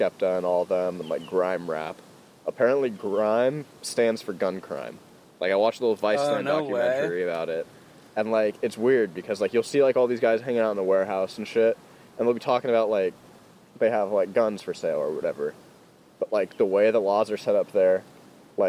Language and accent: English; Pleasanton, California, United States; I'm from Pleasanton.